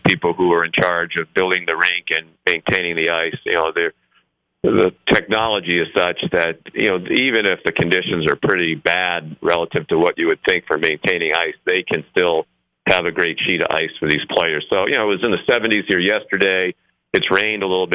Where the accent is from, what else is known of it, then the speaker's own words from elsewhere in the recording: Boston, Massachusetts, United States; growing up in Boston in the days of Bobby Orr